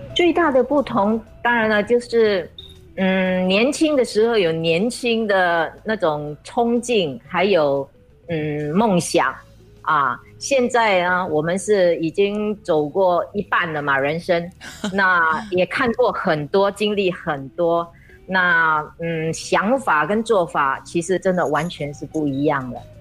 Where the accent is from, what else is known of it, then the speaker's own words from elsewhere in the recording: Singapore; 因为我们是从训练班出来的，当时是我们新加坡的经济萧条